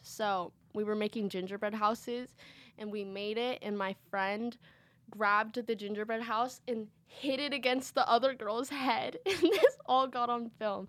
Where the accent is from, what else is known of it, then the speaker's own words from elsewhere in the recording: Marin County, California, United States; I'm from Marin County